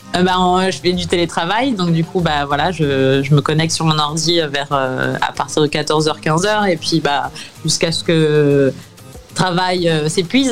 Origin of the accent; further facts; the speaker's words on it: France; now in New York, United States; mon pays natal